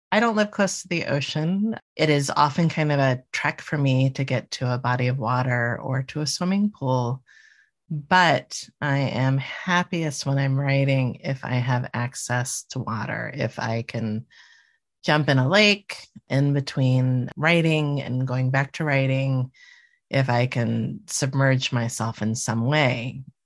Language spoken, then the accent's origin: English; Miami, Florida, United States; moved away; I grew up in Miami